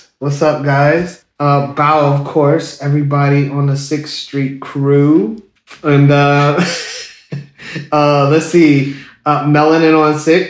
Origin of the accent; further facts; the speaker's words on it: Savannah, Georgia, United States; also born or lived in Piney Woods, Mississippi; I was born in Savannah, Georgia, so I am a southern boy or a southern gentleman.